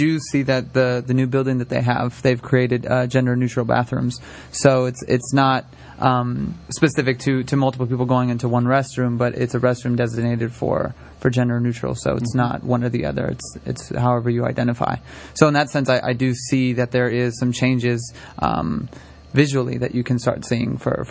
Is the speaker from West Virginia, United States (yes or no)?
no; San Francisco, California, United States; I'm actually a native of San Francisco and went to school out there